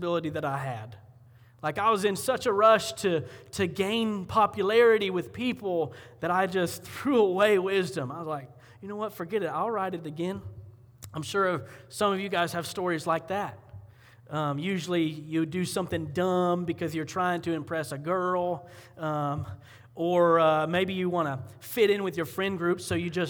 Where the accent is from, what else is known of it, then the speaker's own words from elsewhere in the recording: Columbia County, Florida, United States; moved away; I grew up in Florida, and in Columbia County, when you're cool, you go to the fair